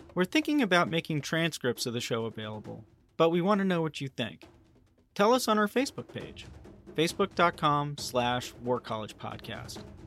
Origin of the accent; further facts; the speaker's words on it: United States; as an American